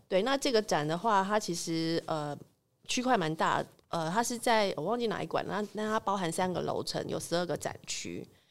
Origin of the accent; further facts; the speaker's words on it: Taipei, Taiwan; 我是台北人啊，所以其实我们家过年通常就留在台北这样子